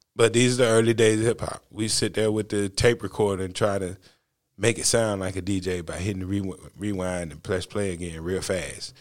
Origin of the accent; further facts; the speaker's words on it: North Carolina, United States; I'm not from the South Bronx. I'm not from New York. I'm from North Carolina.